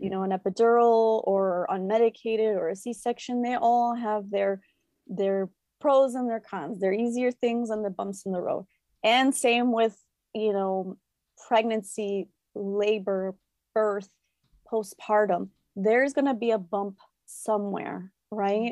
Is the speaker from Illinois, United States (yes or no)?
yes; Chicago, Illinois, United States; I am a first generation Mexican-American born in Chicago. So, I grew up in La Villita, which is a predominantly Mexican neighborhood here in Chicago